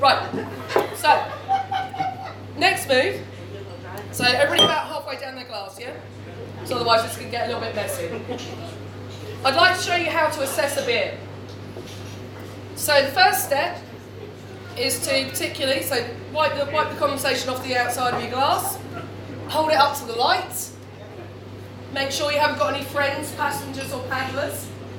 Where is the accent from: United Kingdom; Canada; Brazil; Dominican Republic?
United Kingdom; because it's beer and we're British and we're used to it.